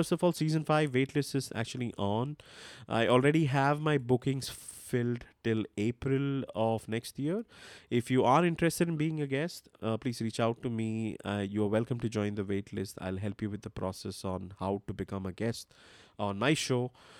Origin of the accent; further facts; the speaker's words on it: India; English is a second language; I'm not from Germany. I am from India. A lot of people misunderstand my accent thinking I'm German. I'm not.